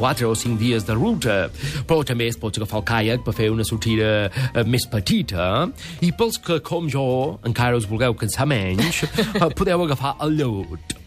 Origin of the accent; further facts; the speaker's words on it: Crofton, Yorkshire and the Humber, United Kingdom; Catalan is a second language; moved away as an adult; now in Catalonia, Spain; Jo vaig néixer a Crofton, molt a prop de Leeds, i allà d'adolescent vaig treballar a la ràdio local